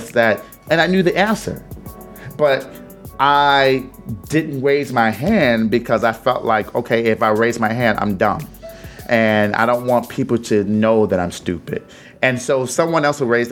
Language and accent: English; Detroit, Michigan, United States; moved away; I was born in Detroit, 313, Burlingame, Hamilton